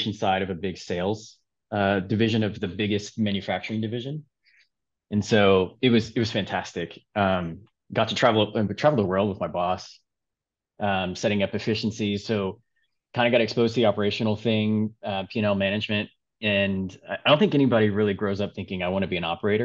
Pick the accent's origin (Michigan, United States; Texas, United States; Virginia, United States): Texas, United States; Houston; growing up in Houston